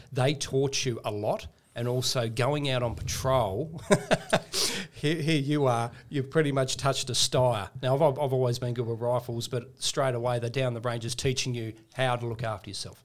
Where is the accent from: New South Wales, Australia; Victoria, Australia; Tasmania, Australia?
Tasmania, Australia; I grew up in Tasmania